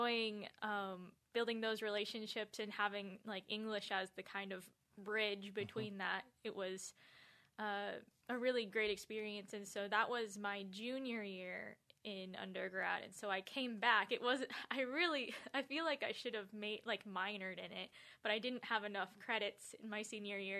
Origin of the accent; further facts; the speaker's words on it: Greenwood, Indiana, United States; moved away as an adult; also born or lived in South Korea; I was born and raised in Greenwood, Indiana